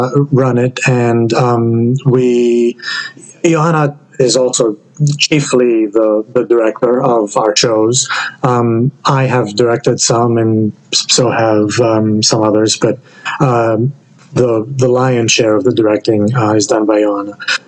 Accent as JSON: {"language": "English", "country": "Greece", "tie": "born or raised there", "moved": "as an adult", "lives_now": "United States", "said": "I grew up in Greece, but all my adult life has been in the United States."}